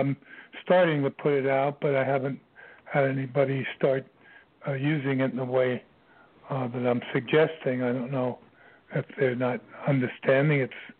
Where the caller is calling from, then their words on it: Virginia, United States; I'm calling from Virginia